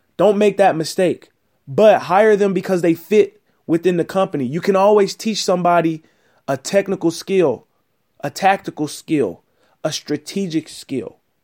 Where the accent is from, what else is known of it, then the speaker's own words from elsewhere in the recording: Houston, Texas, United States; I'm from Houston, Texas.